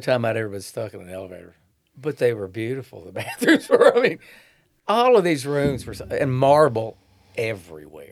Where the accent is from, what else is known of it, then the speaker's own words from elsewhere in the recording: Shelbyville, Kentucky, United States; also born or lived in Eminence, Kentucky; now in Frankfort, United States; I grew up in Shelbyville. Well, actually, I was born in Eminence, then I grew up in Shelbyville